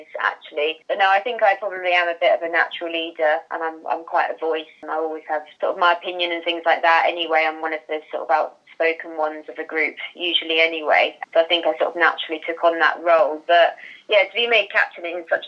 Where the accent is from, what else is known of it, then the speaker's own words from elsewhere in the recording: Worthing, South East England, United Kingdom; I'm from Worthing Way. So I used to play for Worthing Miners for quite a lot of my childhood.